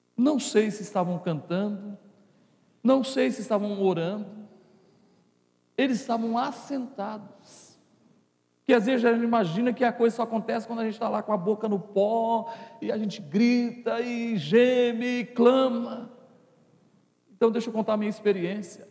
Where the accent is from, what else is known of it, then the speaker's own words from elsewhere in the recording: Brazil; a gente é brasileiro